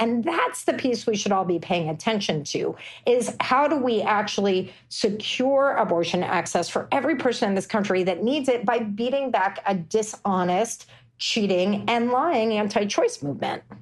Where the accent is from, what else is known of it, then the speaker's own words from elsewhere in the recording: Texas, United States; my home state of Texas